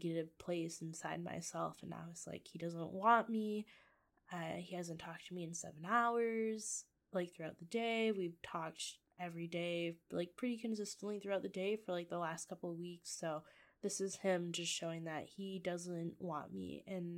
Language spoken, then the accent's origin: English; Michigan, United States; moved away as an adult; now in Iowa, United States; I live in Iowa. I'm originally from Michigan